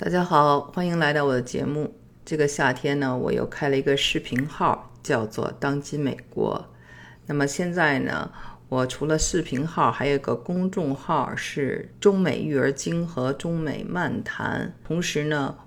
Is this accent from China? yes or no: yes; Beijing, China; 我是在北京长大的